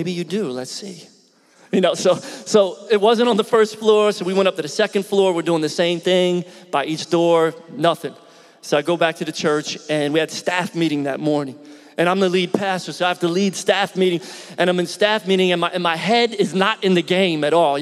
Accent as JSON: {"language": "English", "town": "Philadelphia", "region": "Pennsylvania", "country": "United States", "tie": "born or raised there", "moved": "as an adult", "lives_now": "Tampa, United States", "said": "I grew up in Philly originally."}